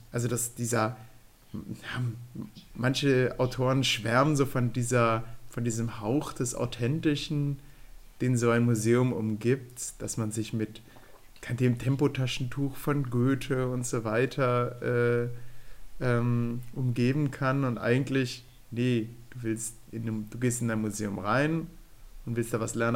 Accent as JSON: {"language": "German", "country": "Germany", "accent": "Rhineland (rheinländisch)", "said": "unseren rheinländischen ähm, jetzt müssen wir nochmal helfen. Akzent"}